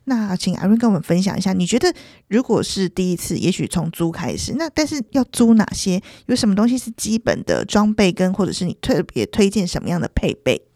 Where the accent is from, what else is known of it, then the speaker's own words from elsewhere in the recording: Taiwan; 我们台湾人好像很常就是讲他的中文名字叫星野